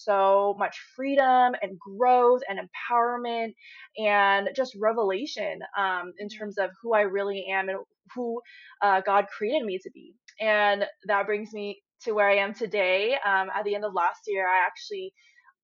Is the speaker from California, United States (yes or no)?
yes; Silicon Valley, San Francisco Bay Area, California, United States; I grew up in the Silicon Valley in the San Francisco Bay Area